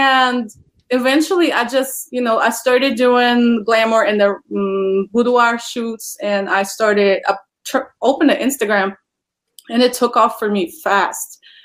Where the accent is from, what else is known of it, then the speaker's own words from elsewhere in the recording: Poland; English is a second language; moved away as an adult; now in United States; I am originally from Poland, and I immigrated to the United States in 2017